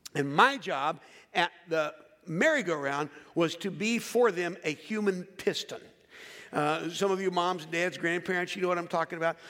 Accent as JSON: {"language": "English", "town": "Philadelphia", "region": "Pennsylvania", "country": "United States", "said": "I'm from Philadelphia"}